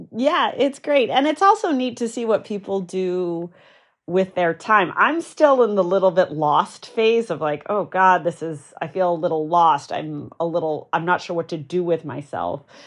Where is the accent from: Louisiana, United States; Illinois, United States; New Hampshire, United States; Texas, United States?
New Hampshire, United States; I grew up in New Hampshire, pretty rural